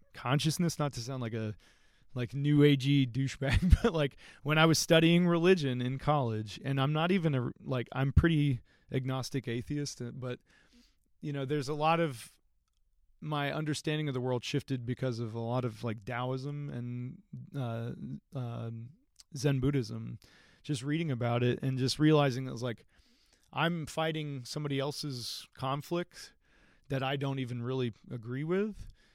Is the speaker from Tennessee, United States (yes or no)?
no; Athens, Georgia, United States; also born or lived in Berlin / Virginia / California; we came to the Athens area